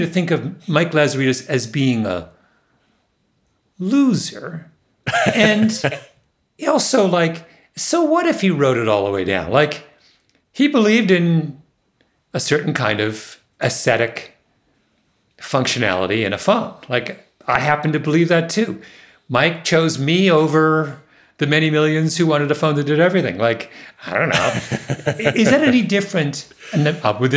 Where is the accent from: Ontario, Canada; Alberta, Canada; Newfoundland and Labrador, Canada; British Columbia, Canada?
Ontario, Canada; Waterloo; moved away; Waterloo, my hometown